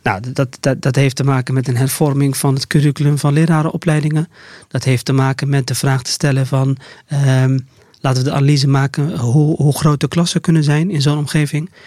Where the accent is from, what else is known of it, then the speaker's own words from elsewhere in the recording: Rotterdam, South Holland, Netherlands; ik als Rotterdammer